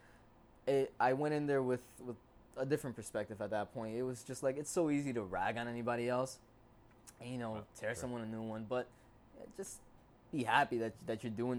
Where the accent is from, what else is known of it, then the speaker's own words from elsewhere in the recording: Passaic, New Jersey, United States; also born or lived in Clifton, New Jersey / Paterson, New Jersey; here in Jersey, in Passaic, New Jersey